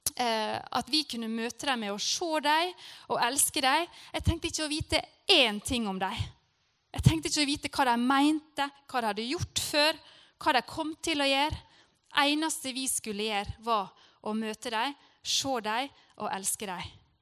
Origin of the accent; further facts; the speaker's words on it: Norway; jeg er fra Norge